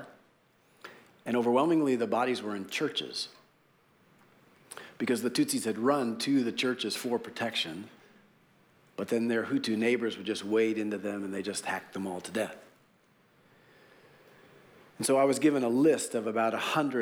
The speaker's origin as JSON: {"language": "English", "country": "United States", "said": "as an American Christian"}